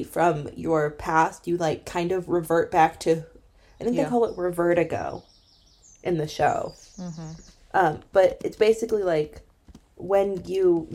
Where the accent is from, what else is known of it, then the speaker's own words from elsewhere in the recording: Illinois, United States; moved away as an adult; also born or lived in Ireland; I was born in Illinois